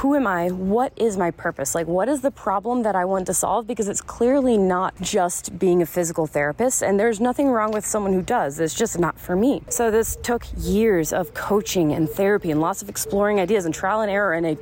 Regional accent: South Carolina, United States; moved away as an adult; also born or lived in Florida / Arizona; I was born in Florida, raised in South Carolina

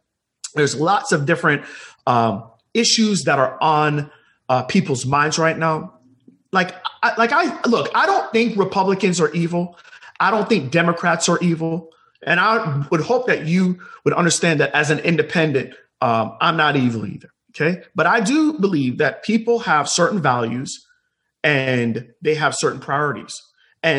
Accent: Jamaica; now in United States; I was not born in the United States. I was born in Jamaica

